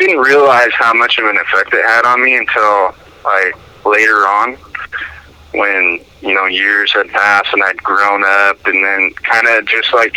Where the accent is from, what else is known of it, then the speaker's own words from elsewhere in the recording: Longview, Washington, United States; I grew up in Longview, Washington